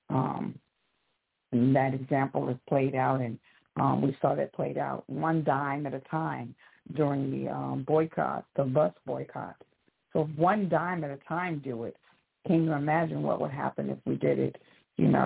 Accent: St. Louis, Missouri, United States; now in Memphis, United States; in Memphis, Tennessee.

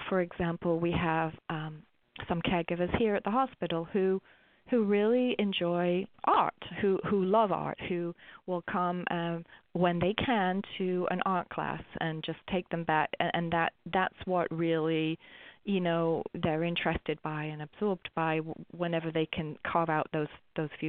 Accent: England, United Kingdom; I'm English

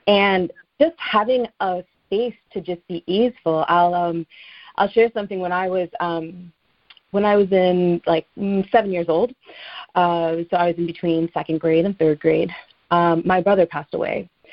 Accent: Teaneck, New Jersey, United States; where I grew up in Teaneck, New Jersey

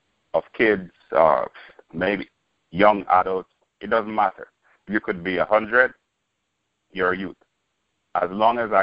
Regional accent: Jamaica; moved away; I'm originally from Jamaica. Born, bred, and raised

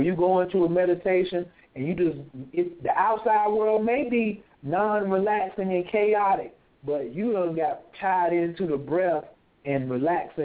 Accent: the Bible Belt, United States; you know where we're from. We're from the Bible Belt.

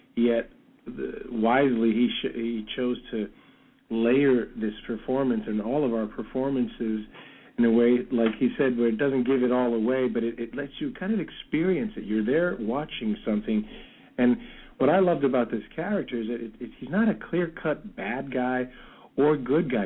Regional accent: New York City, New York, United States; also born or lived in Brooklyn; now in California, United States; I'm from the Bronx. I grew up in the Bronx. I'm Brooklyn born, oh. Bronx bred.

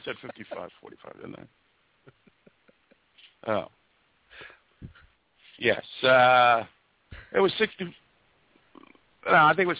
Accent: United States; I mean, I love Italy, but I'm an American.

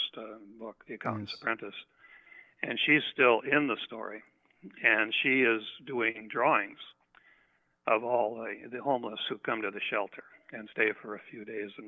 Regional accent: west central Minnesota, United States; moved away as an adult; now in California, United States; I grew up in a very small town in west central Minnesota, about an hour's drive from the South Dakota

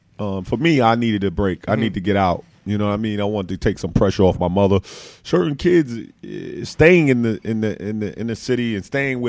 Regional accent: New York City, New York, United States; moved away as an adult; also born or lived in Atlanta; I'm from New York

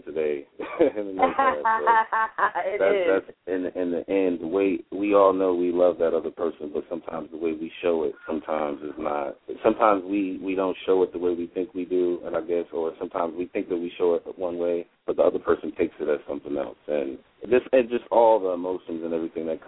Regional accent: New Jersey, United States; I'm from New Jersey.

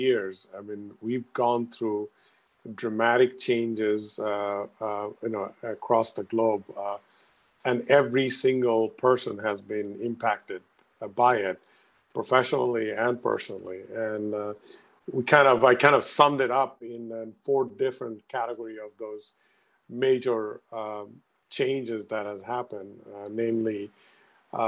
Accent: Bangladesh; now in Stamford, United States; I'm originally from Bangladesh

